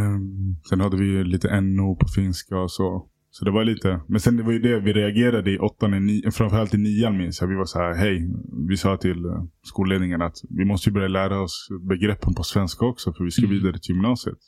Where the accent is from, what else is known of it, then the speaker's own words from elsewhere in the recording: Stockholm, Stockholm County, Sweden; Jag växte upp i Hässelbygård mm. mina första år